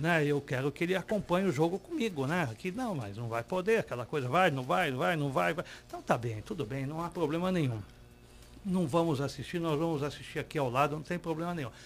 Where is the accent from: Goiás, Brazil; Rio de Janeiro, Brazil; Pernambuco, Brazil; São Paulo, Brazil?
São Paulo, Brazil; Santos; nós somos de Santos